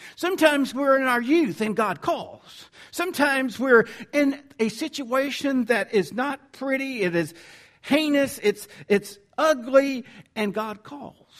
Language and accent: English; the South, United States; accent: southern; my southern accent's getting in the way here